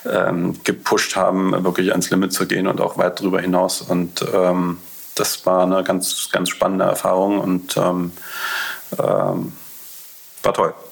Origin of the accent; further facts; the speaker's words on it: Berlin, Germany; ich bin Berliner, äh, einer der wenigen wahrscheinlich, die so ein richtiger Berliner, die es noch gibt.